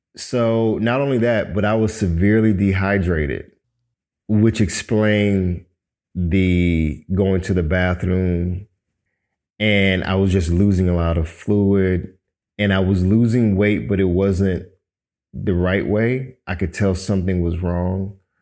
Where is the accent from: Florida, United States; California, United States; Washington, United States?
Florida, United States; Miami